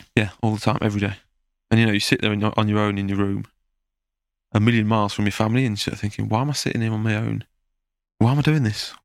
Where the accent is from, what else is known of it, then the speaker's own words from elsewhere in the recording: Belgium; moved away as an adult; also born or lived in Preston, England; now in France; I'm half English, half Belgian, but I was always raised in a Belgian, you know, environment